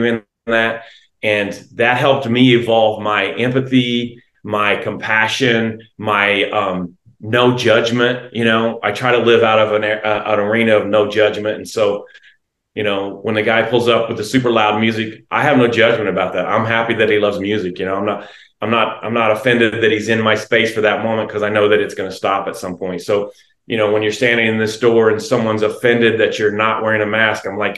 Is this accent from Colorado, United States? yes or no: no; Independence, Kansas, United States; now in Alexandria, United States; I'm from Kansas originally